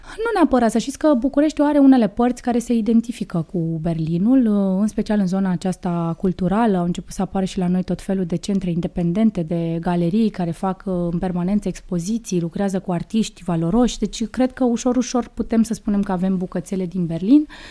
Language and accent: Romanian; Suceava, Suceava County, Romania; moved away as an adult; now in Bucharest, Romania; eu fiind născută în Suceava, acesta este orașul meu natal